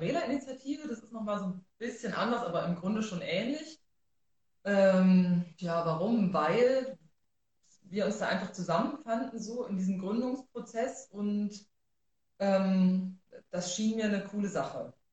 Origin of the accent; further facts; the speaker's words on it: Rudolstadt, Thuringia, Germany; now in Erfurt, Germany; aufgewachsen bin ich in Rudolstadt.